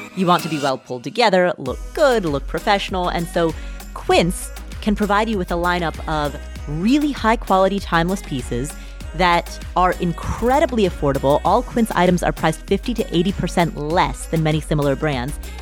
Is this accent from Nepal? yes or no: yes; Nepal; moved away; I'm from Nepal